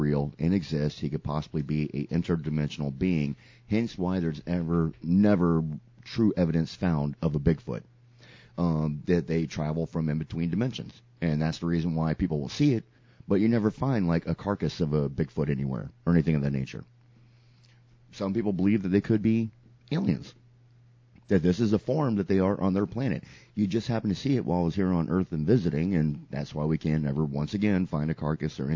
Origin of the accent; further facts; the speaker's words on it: Sarasota, Florida, United States; Sarasota, prime example, my hometown is known for being a circus town